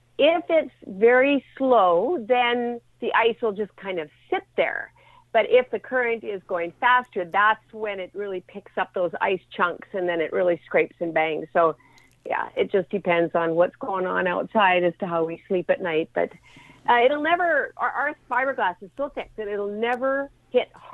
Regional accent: Alberta, Canada; now in Vancouver area, Canada; I grew up in Alberta, where minus 40 was typical for winter

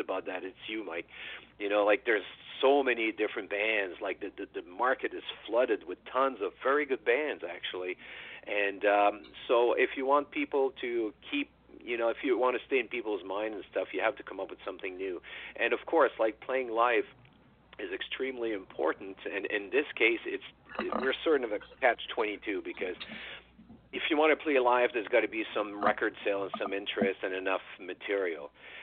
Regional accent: Canada; as a Canadian

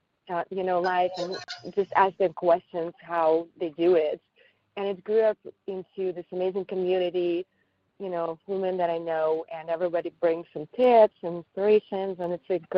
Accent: Paris, Île-de-France, France; English is a second language; English is not really my first language. It's my third language. I speak French as well, because I grew up in Paris.

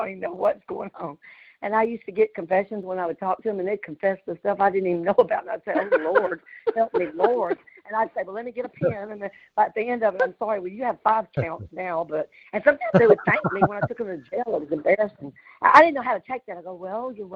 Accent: Louisiana, United States; accent: country; I was raised in Louisiana

